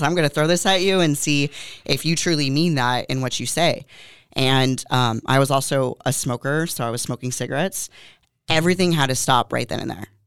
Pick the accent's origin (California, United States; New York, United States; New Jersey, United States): California, United States; Moorpark; moved away as an adult; also born or lived in San Fernando Valley, California; now in Oxnard, United States; I actually was born and raised in Moore Park, California, so about twenty minutes away from here